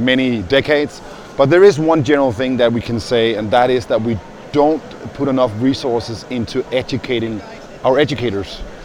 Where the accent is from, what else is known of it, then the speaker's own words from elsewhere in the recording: Denmark; moved away; I'm from Denmark.